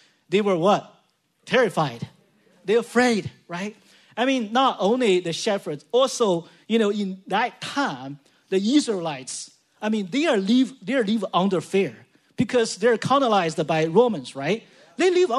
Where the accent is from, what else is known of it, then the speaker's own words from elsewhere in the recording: China; now in San Jose, United States; I'm from China